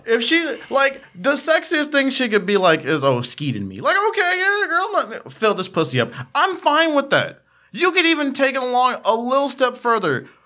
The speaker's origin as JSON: {"language": "English", "country": "United States", "accent": "Ebonics (African American English)", "first_language": "Ebonics", "said": "that is my native tongue, ebonics"}